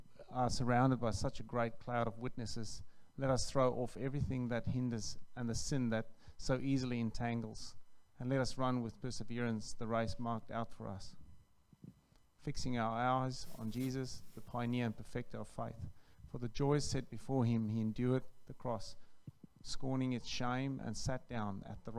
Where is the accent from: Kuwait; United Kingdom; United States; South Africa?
South Africa; now in Australia; From South Africa.